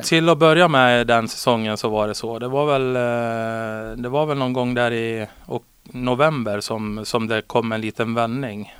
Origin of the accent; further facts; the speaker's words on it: Borlänge, Dalarna County, Sweden; moved away as an adult; now in Västerås, Sweden; jag började hemma i Borlänge